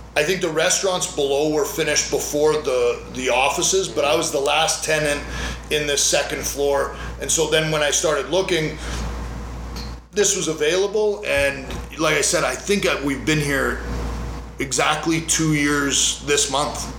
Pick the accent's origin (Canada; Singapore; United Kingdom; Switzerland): Canada; also born or lived in Las Vegas, United States; now in United States; where I grew up in Canada